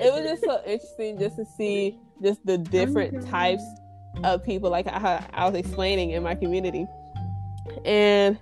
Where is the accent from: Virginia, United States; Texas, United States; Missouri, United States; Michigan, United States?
Texas, United States; Houston; I'm from Ailey, Houston, Texas.